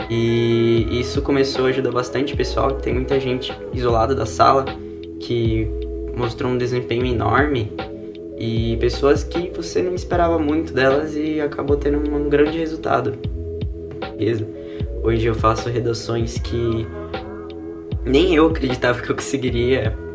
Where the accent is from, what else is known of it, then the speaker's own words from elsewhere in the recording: São Paulo, Brazil; now in Rio Claro, Brazil; eu cheguei aqui em Rio Claro, eu vim de São Paulo